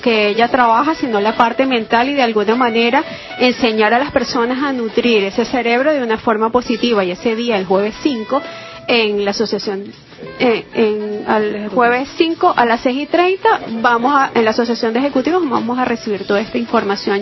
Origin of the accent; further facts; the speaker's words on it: Boconó, Trujillo, Venezuela; moved away; estuve en un grupo de gaitas en mi pueblito Bocono, Estado Trujillo